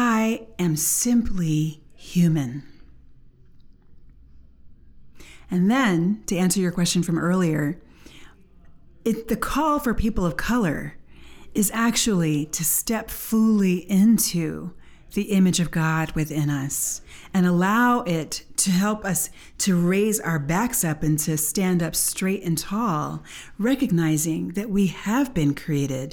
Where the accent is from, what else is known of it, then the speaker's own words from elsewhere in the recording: United States; we are from America. We had our civil rights movement